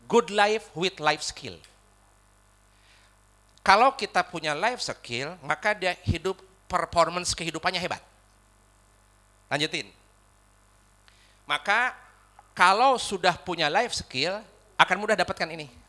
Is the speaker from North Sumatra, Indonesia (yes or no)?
no; West Java, Indonesia; accent: Sundanese; walaupun saya orang Sunda, rada kesel huruf F sama P teh.